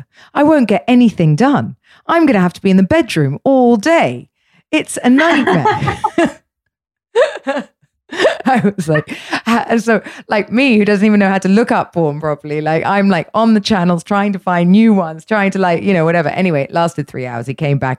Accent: England, United Kingdom; I'm English, so I was brought up in a way for us, sex was always dirty

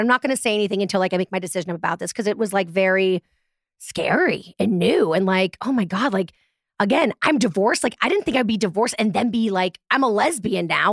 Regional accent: Boston, Massachusetts, United States; moved away; also born or lived in Manhattan, New York; And I'm from Boston

